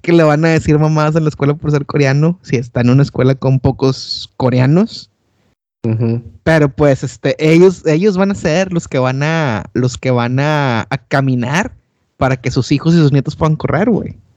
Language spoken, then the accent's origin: Spanish; Monterrey, Nuevo León, Mexico; moved away as an adult; now in London, United Kingdom; yo soy de Monterrey